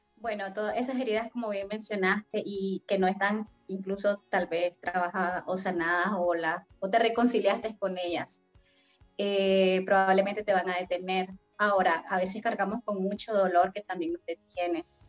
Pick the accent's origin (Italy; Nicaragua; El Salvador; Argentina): Nicaragua; also born or lived in Mexico City, Mexico; desde muy pequeña participé con diferentes, en diferentes espacios, ¿verdad? De, de participación juvenil, de adolescentes en torno a lo que es la prevención de violencia y derechos de la niña y la adolescencia en mi país, en Nicaragua